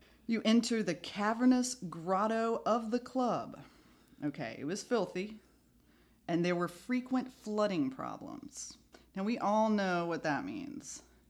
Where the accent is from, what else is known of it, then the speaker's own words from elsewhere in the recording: United States; we're from America.